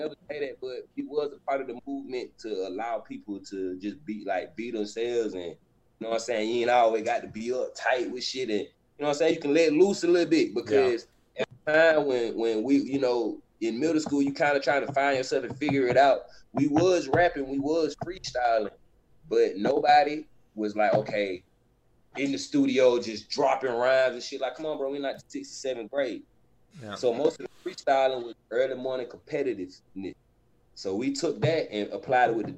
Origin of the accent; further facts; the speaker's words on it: Georgia, United States; also born or lived in Tallahassee, Florida; I was born in Georgia. My dad is from Florida, so I was raised in both